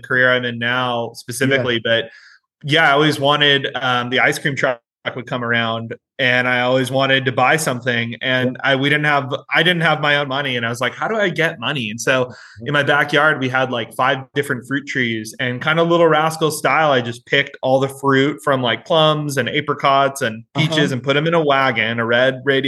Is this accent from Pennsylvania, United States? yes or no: no; Orcutt, California, United States; I grew up in Orchid, California, which is right next to Santa Maria, about 30 minutes south of SLO